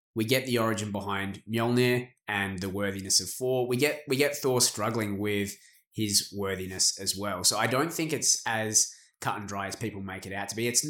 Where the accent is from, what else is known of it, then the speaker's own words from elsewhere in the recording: Australia; As an Australian